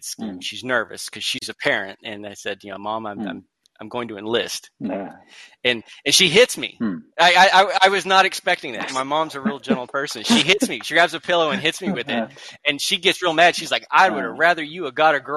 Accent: Oklahoma, United States; I'm from Oklahoma, so we're already kind of half outlaw

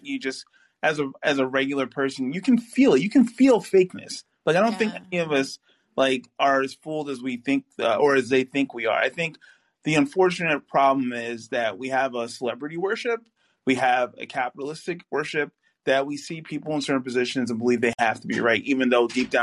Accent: New York, United States; Like, I live in New York. I grew up in New York.

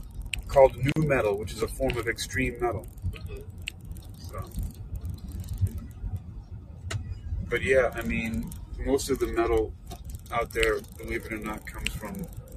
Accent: New York City, New York, United States; moved away; I'm originally from New York City.

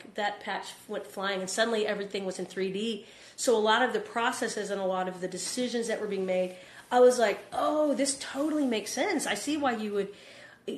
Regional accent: Texas, United States; I say y'all because I'm from Texas

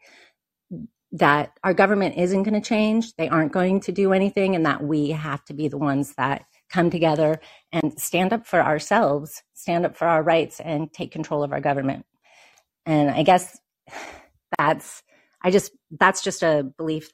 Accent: Oregon, United States; I'm from Oregon too

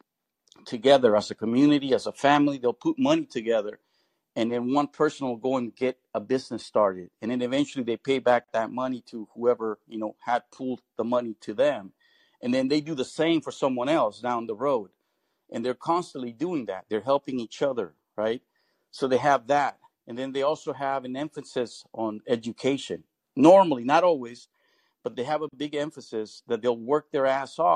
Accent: Bay Area, California, United States; I did grow up in the Bay Area, I saw many cultures

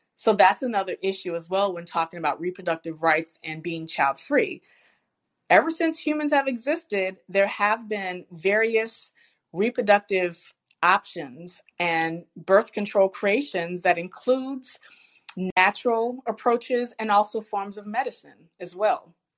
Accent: Richmond, Virginia, United States; I'm born and raised in Richmond, Virginia

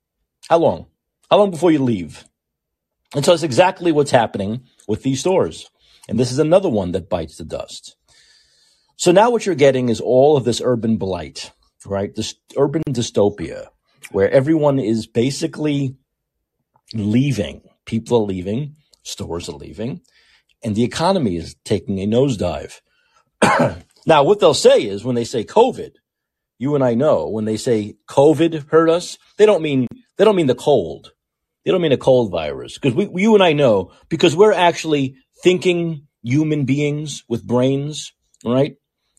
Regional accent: San Francisco, California, United States; this next story goes into more of this urban blight here in my hometown of San Francisco.

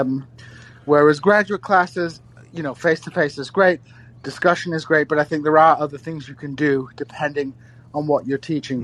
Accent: Kingston upon Hull, Yorkshire and the Humber, United Kingdom; moved away as an adult; also born or lived in Missouri, United States; I'm currently living in my hometown of Kingston upon Hull

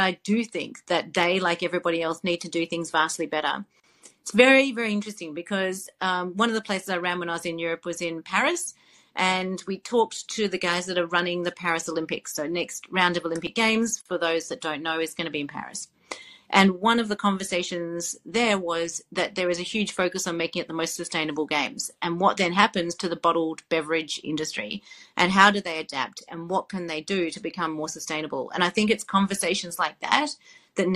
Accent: Melbourne, Victoria, Australia; my hometown in Melbourne, Australia

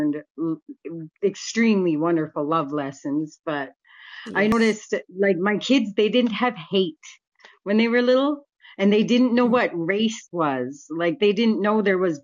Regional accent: Vancouver, British Columbia, Canada; I grew up pretty much on Hastings, and in Canada, that's Vancouver

